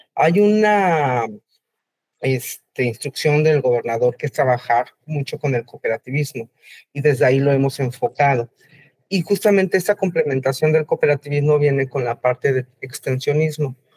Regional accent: Mexico City, Mexico; Yo soy de la Ciudad de México

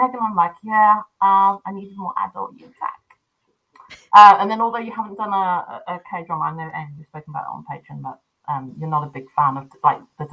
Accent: United Kingdom; accent: British; now in Cambridge, United Kingdom; my accent is British. I'm recording this from Cambridge, UK.

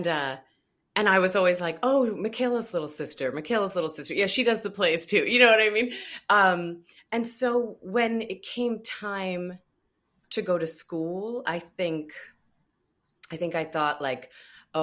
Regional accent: just outside of Albany, New York, United States; I'm from upstate New York, just outside of Albany, New York

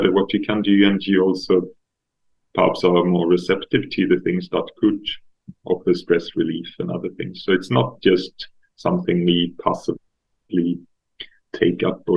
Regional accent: Stockholm, Stockholm County, Sweden; I'm from Stockholm, so I grew up in the suburbs

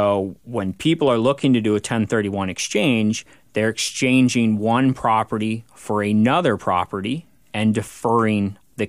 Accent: Everett, Washington, United States; now in Bellevue, United States; I was born and raised here in Everett, now live in Bellevue

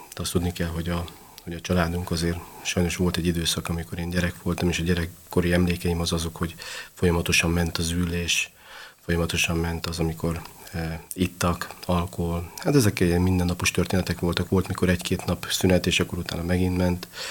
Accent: Budapest, Hungary; az utcán, a hetedik kerületben nőttem föl

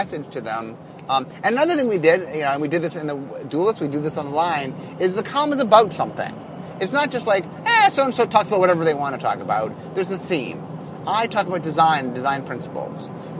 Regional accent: Seattle, Washington, United States; Okay, so I'm from Seattle.

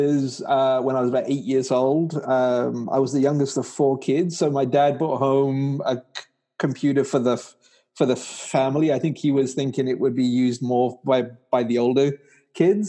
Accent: England, United Kingdom; moved away as an adult; also born or lived in Pakistan / California, United States; now in New York State, United States; I was born in Pakistan. My family moved to England when I was 4 years old. And then after I graduated from university, I got a job with a company in England

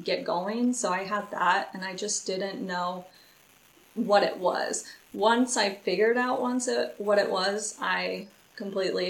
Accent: Lawrence, Kansas, United States; I am from Lawrence, Kansas

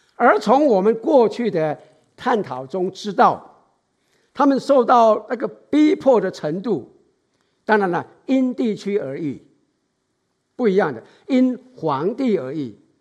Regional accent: Taiwan; now in San Francisco Bay Area, United States; 从小时候在台湾的，哎，受训练的本能

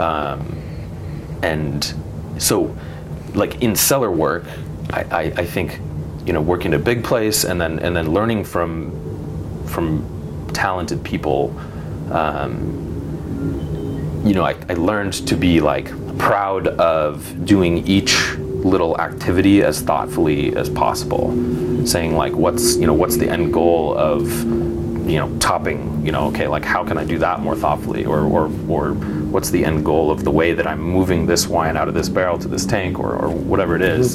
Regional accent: Eugene, Oregon, United States; I grew up in Eugene

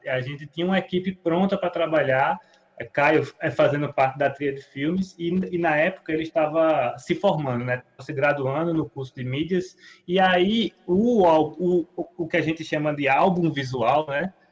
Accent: Brazil; a gente é brasileiro

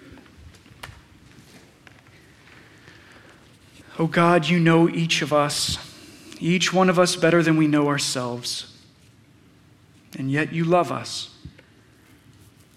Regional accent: Paducah, Kentucky, United States; when I was a kid growing up in Paducah, Kentucky, yes, that Paducah, Kentucky

